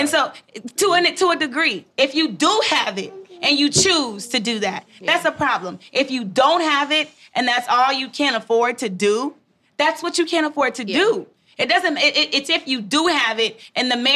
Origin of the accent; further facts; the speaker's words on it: Haiti; I'm from Haiti